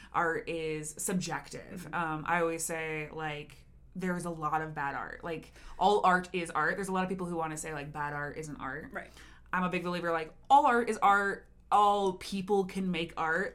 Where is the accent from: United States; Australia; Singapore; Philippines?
United States; Denver, Colorado; also born or lived in Chicago; I also live in Denver right now, but I am from Denver